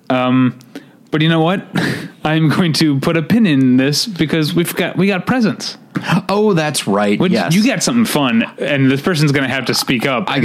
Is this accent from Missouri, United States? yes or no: yes; Missouri, United States; your home state of Missouri. Again, my home state of Missouri.